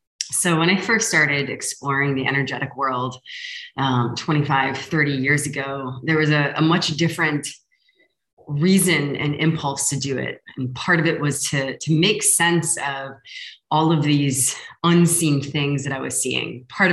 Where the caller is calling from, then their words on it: Lisbon, Portugal; I'm sending love from Lisbon.